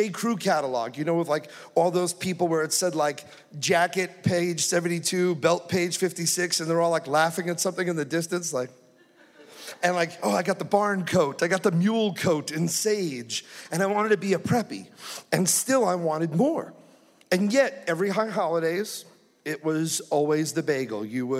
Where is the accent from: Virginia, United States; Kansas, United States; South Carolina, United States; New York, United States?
New York, United States; New York City; I was born in Brooklyn, New York.